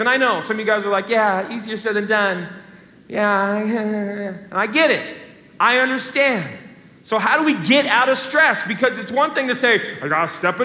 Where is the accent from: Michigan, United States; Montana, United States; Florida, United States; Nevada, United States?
Nevada, United States; Las Vegas; I'm from Las Vegas